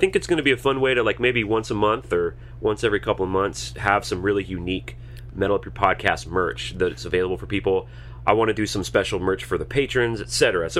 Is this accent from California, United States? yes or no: no; Alabama, United States; I'm from Alabama.